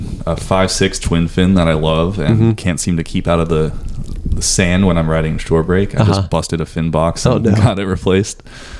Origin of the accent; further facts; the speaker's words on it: Chapel Hill, North Carolina, United States; also born or lived in Boston, Massachusetts; I was born in Boston, grew up in Chapel Hill.